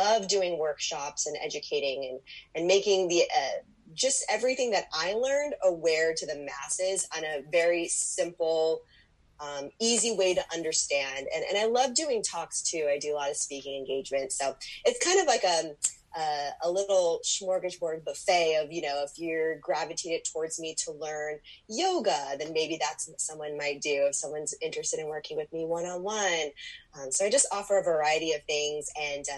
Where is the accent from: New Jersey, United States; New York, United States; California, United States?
California, United States; Southern; now in Las Vegas, United States; I'm actually from Southern California